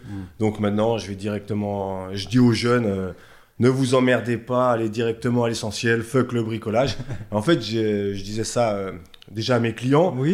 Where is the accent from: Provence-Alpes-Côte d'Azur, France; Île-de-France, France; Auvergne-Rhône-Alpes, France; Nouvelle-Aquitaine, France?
Auvergne-Rhône-Alpes, France; Thonon-les-Bains; Ouais, moi je suis né à Tonon, je suis un chablaisien